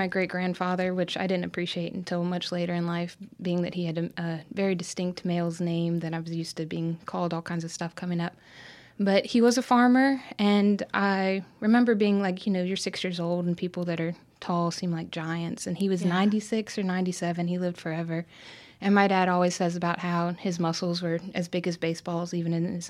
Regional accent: Tallahassee, Florida, United States; also born or lived in Richmond, Virginia / Norfolk, Virginia / Newport News, Virginia / Little Rock, Arkansas; I was born in Richmond, Virginia, and I lived in a couple places, including Norfolk and I think Newport News. Before kindergarten and around first grade, we lived in Little Rock for a year. Then I grew up mostly in Tallahassee, Florida, North Florida

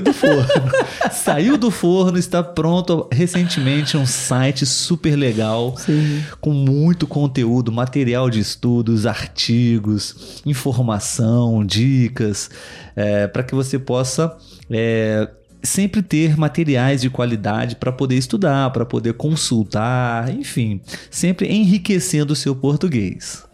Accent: Brazil; Somos brasileiros

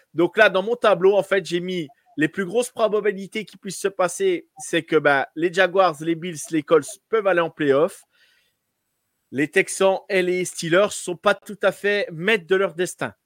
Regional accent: France; Nous, en tant que Français

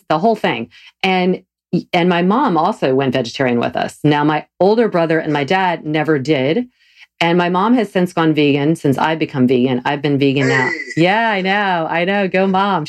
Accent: the South, United States; I grew up eating meat every meal. I'm from the South

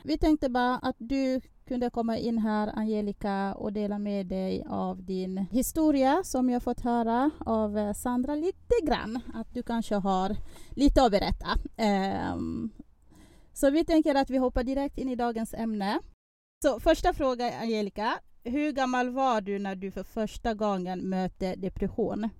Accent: Republic of the Congo; now in Sweden; Jag är från Kongo Brazzaville

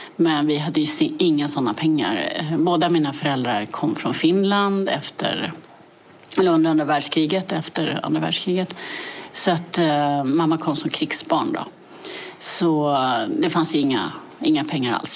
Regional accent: Täby, Stockholm County, Sweden; jag är född i Täby och växte upp i Täby.

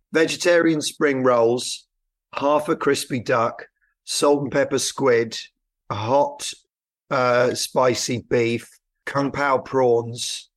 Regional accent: Haslemere, South East England, United Kingdom; My parents lived just outside Hazelmere. in Surrey.

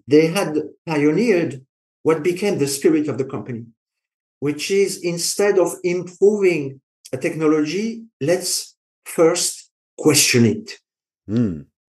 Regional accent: France; accent: French; English is a second language; I'm French

